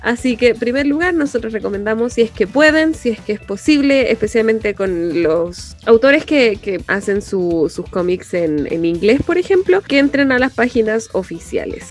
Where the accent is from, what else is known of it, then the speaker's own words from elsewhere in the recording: Chile; los chilenos somos canon como sociedad